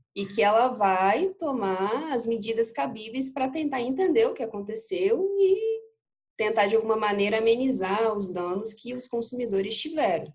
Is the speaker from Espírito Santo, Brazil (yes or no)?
yes; Espírito Santo, Brazil; eu sou do Espírito Santo, moro em Aracruz, aqui no interior do estado.